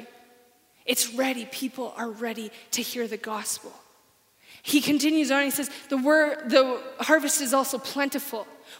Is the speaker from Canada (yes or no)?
yes; Saskatchewan, Canada; now in Alberta, Canada; I'm from Saskatchewan. I don't really like Saskatchewan. I'm glad I'm in Alberta.